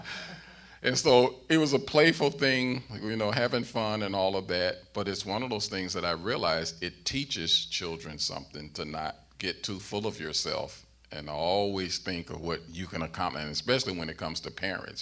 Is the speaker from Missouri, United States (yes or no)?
yes; St. Louis, Missouri, United States; growing up in St. Louis